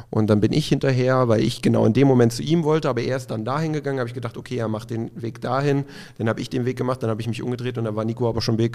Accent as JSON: {"language": "German", "region": "East Germany", "country": "Germany", "said": "ich komme aus dem Osten. Das war natürlich das gute Jägerschnitzel."}